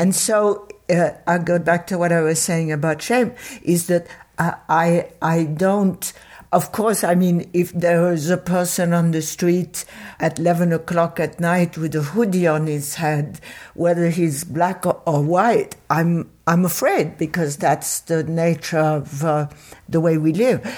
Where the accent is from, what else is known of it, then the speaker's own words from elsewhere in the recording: Paris, Île-de-France, France; moved away; at the time where I grew up in Paris, which was in the fifties